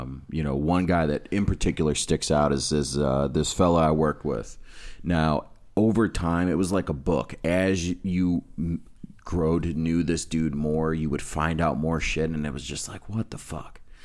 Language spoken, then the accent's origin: English; Amherst, United States; also born or lived in West Side; growing up in Amherst and watching the opiate epidemic just run through that fucking city like a train